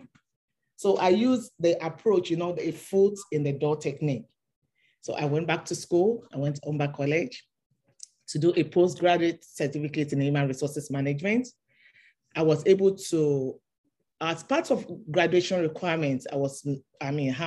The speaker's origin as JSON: {"language": "English", "country": "Nigeria", "tie": "born or raised there", "moved": "as an adult", "lives_now": "Canada", "said": "I'm a Nigerian. I was born and raised in Nigeria before I become a Canadian now."}